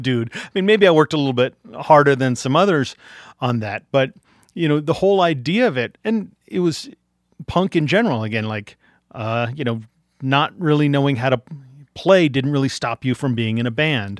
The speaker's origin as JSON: {"language": "English", "town": "Arlington", "region": "Virginia", "country": "United States", "tie": "born or raised there", "also_born_or_lived": "Washington, D.C."}